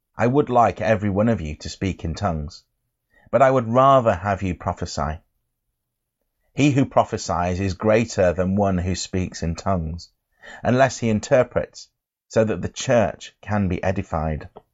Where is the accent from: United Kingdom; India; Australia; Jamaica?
United Kingdom; England; I'm from England